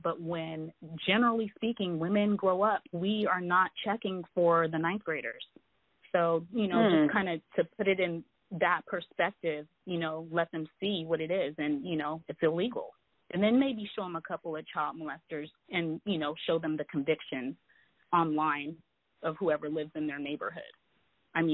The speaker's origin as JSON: {"language": "English", "town": "Seaside", "region": "California", "country": "United States", "tie": "born or raised there", "said": "I grew up in Seaside, California."}